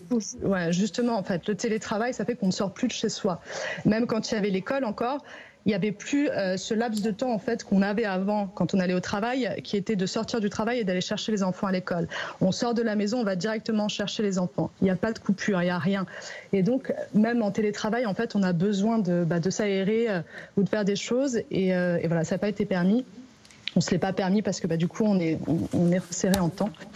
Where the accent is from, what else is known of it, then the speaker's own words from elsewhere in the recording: Paris, Île-de-France, France; je suis parisienne euh, pure souche, euh, née à Paris.